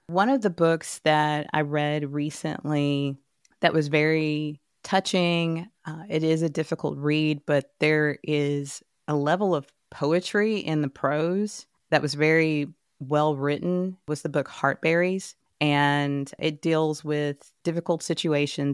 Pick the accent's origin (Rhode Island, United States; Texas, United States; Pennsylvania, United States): Texas, United States; Dallas; I'm born and raised in Texas.